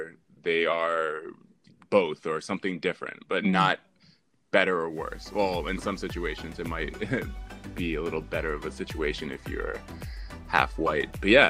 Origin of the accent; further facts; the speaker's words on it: Saudi Arabia; born there; I mean, I was born in Saudi Arabia, and all this information is on my passport when I travel.